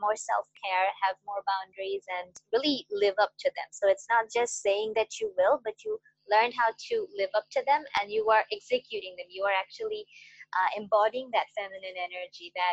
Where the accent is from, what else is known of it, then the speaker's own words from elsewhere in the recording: Bangladesh; I'm from Bangladesh